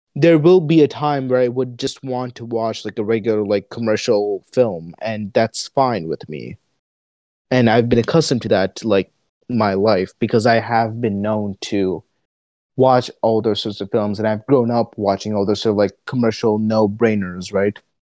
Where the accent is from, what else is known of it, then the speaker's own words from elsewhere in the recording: United States; I'm an American, like sort of teenager growing up here